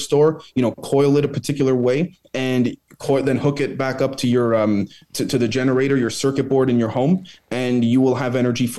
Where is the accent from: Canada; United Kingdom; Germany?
Canada; as a Canadian